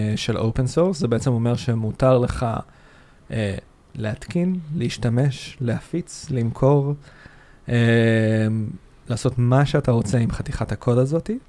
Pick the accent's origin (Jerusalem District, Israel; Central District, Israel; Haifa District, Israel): Central District, Israel; Rishon LeZion; now in Tel Aviv, Israel; גר בתל אביב, במקור אני מהדרום, מראשון לציון, דרומית לתל אביב